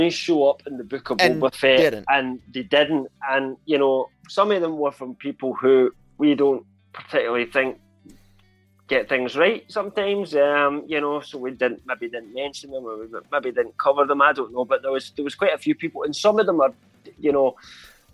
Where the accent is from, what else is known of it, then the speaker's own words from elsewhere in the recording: Scotland, United Kingdom; I'm Scottish.